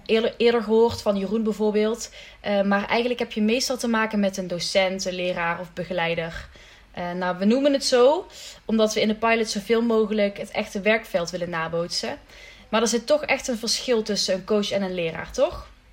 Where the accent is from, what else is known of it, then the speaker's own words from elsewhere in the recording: Limburg, Netherlands; ik ben een Limburgse dame